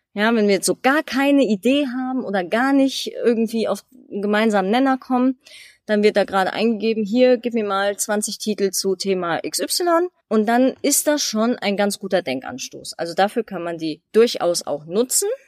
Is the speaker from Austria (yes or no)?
no; Germany; für mich als Deutsche